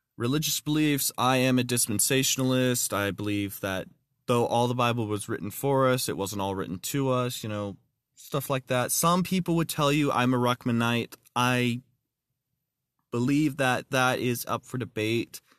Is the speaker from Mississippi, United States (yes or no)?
no; Texarkana, Texas, United States; also born or lived in North Idaho; now in Idaho, United States; I was born in Texarkana, Texas